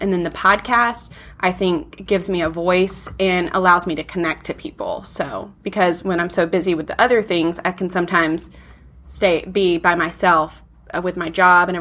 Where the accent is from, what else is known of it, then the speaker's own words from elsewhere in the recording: Alabama, United States; I grew up in Alabama